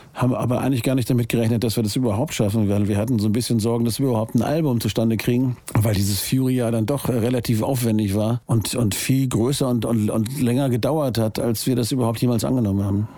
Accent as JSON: {"language": "German", "region": "Hamburg", "country": "Germany", "said": "Ich bin Hamburger."}